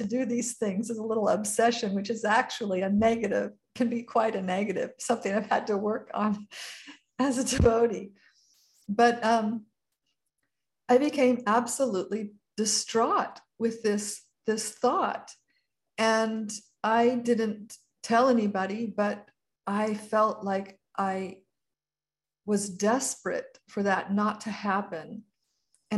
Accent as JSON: {"language": "English", "area": "Marin County", "region": "California", "country": "United States", "tie": "born or raised there", "also_born_or_lived": "San Francisco, California", "said": "was in Marin County in my childhood home"}